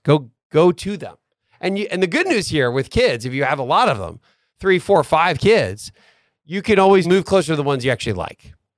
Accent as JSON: {"language": "English", "town": "Atlanta", "region": "Georgia", "country": "United States", "said": "we are from Atlanta"}